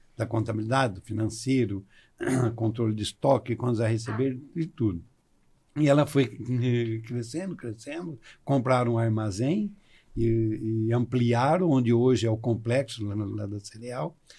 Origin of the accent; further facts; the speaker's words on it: Santa Fé, Paraná, Brazil; moved away as an adult; also born or lived in Marília, São Paulo; now in Goiás, Brazil; Eu sou natural de Santa Fé, no Paraná